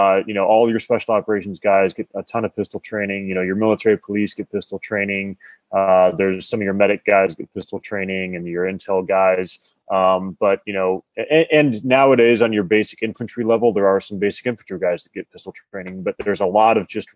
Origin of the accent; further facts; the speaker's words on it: Colorado, United States; I grew up in Colorado